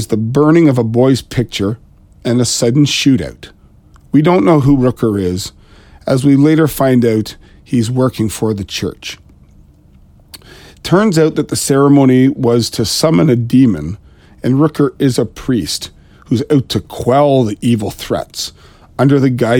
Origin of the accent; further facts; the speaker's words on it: Ontario, Canada; I am Canadian. I'm just east of Toronto